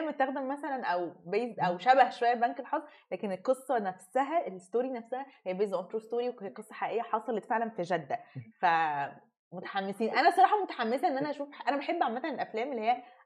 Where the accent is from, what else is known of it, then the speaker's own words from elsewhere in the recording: Egypt; احنا كمصريين